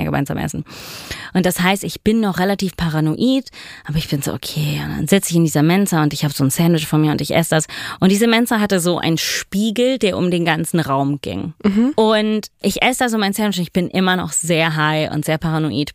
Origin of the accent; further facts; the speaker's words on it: Italy; moved away as an adult; also born or lived in New York; ich komme aus Italien